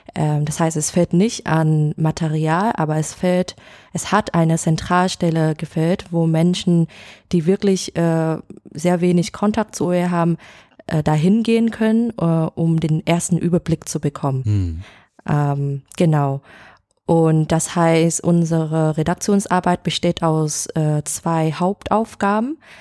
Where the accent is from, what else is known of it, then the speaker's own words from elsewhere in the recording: Hanoi, Vietnam; German is a second language; moved away as an adult; now in Hamburg, Germany; ich komme aus Vietnam, aus Hanoi. Und nach dem Abitur in Vietnam äh, bin ich nach Deutschland fürs Studium gegangen